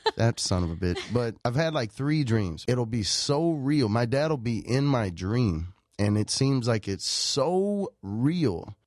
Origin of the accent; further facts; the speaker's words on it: Nacogdoches, Texas, United States; moved away as an adult; now in Los Angeles, United States; I'm from Texas, but I'm from the oldest town in Texas called Nacogdoches.